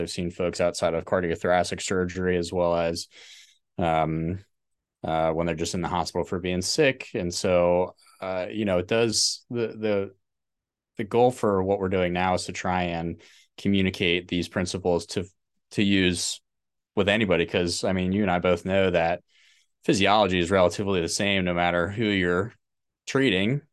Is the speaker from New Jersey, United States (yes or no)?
yes; New Jersey, United States; moved away as an adult; also born or lived in Pittsburgh, Pennsylvania; I was born in New Jersey.